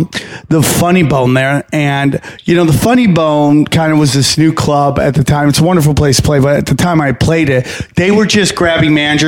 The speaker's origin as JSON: {"language": "English", "region": "New York", "country": "United States", "tie": "born or raised there", "said": "Upstate New York, dude."}